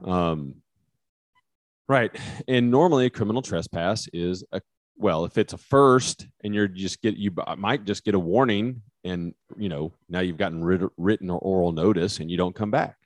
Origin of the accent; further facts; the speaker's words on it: West Texas, United States; accent: West Texas; my West Texas accent